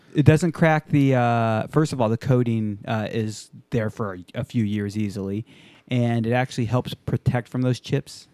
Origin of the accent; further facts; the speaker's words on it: Japan; moved away; I grew up in Japan